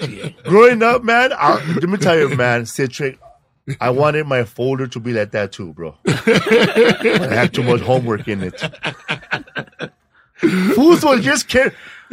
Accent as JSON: {"language": "English", "town": "Los Angeles", "region": "California", "country": "United States", "tie": "born or raised there", "said": "Cause I grew up in Pico Aliso."}